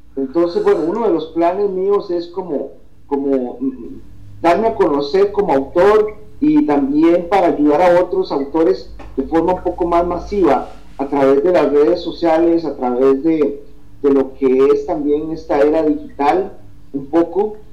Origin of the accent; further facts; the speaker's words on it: Costa Rica; una publicación ya de acá que hice en mi país de mis primeros dos poemarios, eh, Retratos y El hombre mundano, que se publicó un año después, en el 2014, en la Feria del Libro de San José